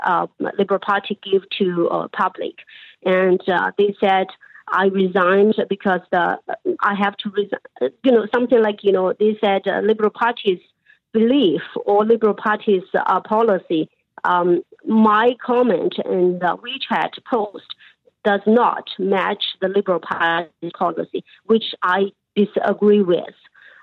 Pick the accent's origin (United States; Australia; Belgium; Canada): Canada; So we love this country. We are so proud of being a Canadian.